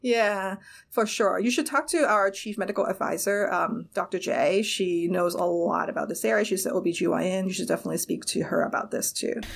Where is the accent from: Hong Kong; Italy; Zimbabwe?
Hong Kong; moved away as an adult; now in United States; I grew up in Hong Kong